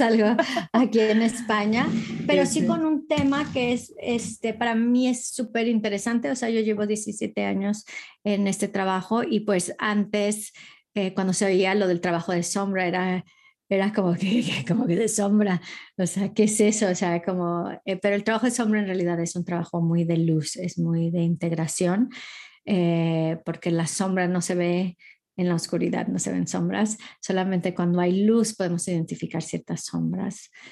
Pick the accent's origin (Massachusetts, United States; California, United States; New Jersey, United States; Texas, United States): California, United States; Costa Mesa; moved away as an adult; also born or lived in Newport Beach, California; now in Madrid, Spain; originalmente soy nacida y, criada en, California, en Orange County. En, nací en Newport Beach y crecí en Costa Mesa.